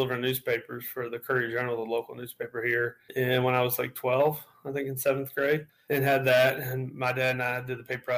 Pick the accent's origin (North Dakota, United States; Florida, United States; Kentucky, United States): Kentucky, United States; Louisville; Born and raised.